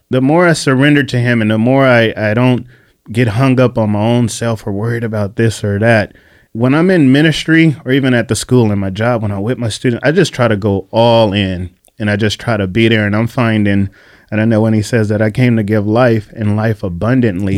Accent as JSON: {"language": "English", "town": "Bakersfield", "region": "California", "country": "United States", "tie": "born or raised there", "moved": "as an adult", "lives_now": "San Diego, United States", "said": "I was a prodigal kid, born and raised in Bakersfield"}